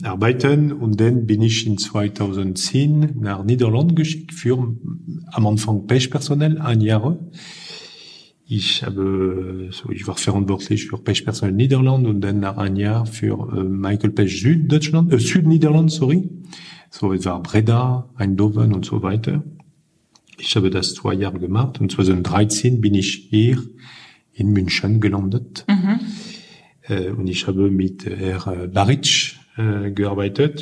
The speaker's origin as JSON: {"language": "German", "town": "Lille", "region": "Hauts-de-France", "country": "France", "second_language": "German", "moved": "yes", "lives_now": "Germany", "said": "ich komme aus äh, Norden Frankreich, aus Lille"}